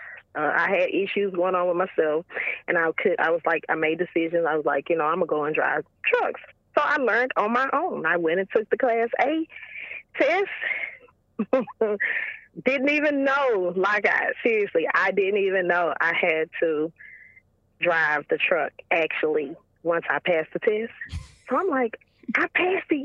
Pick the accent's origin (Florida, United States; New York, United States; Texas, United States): Texas, United States; Houston; I'm originally from Houston, Texas